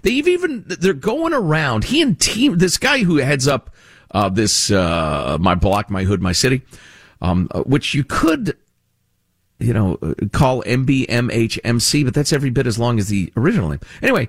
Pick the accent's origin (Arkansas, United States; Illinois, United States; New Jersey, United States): Illinois, United States; Chicago; I grew up in Chicagoland, and, you know, that's where my heart considers home, honestly, after all these years.